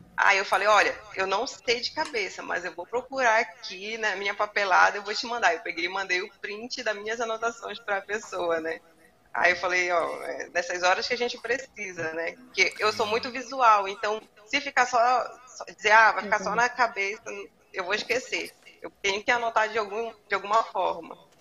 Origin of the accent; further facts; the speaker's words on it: Belém, Pará, Brazil; now in Macapá, Brazil; eu ah, sou paraense, sou de Belém. Aí eu moro aqui.